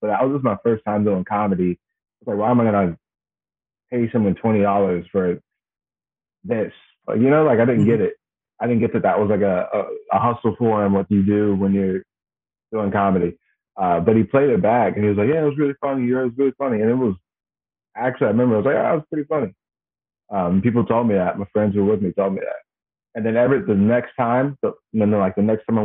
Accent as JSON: {"language": "English", "town": "Blacksburg", "region": "Virginia", "country": "United States", "tie": "born or raised there", "moved": "yes", "said": "Originally, this place called Blacksburg, Virginia."}